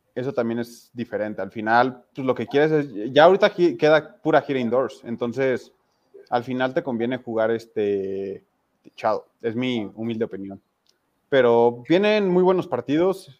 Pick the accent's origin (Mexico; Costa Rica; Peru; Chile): Mexico; como mexicano